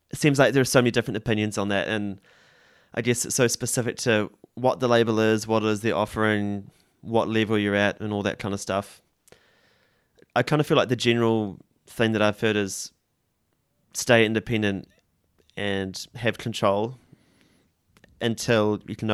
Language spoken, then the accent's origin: English; New Zealand; think definitely being tenacious and backing yourself is super important, which I guess is difficult as a Kiwi or it doesn't come naturally.